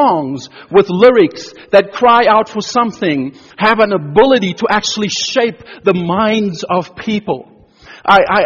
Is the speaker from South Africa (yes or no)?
yes; South Africa; moved away; I grew up in South Africa during apartheid years, in our schools, both in primary and secondary education, we sang songs